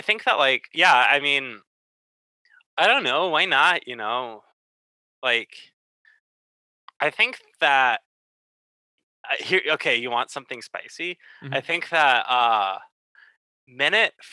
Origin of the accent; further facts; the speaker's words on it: Chapel Hill, North Carolina, United States; I grew up in Chapel Hill, North Carolina, and went to UNC.